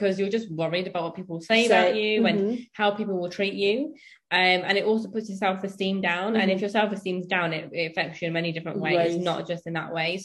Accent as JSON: {"language": "English", "region": "London", "country": "United Kingdom", "tie": "born or raised there", "also_born_or_lived": "Birmingham", "said": "I was born in the UK and I'm still Indian"}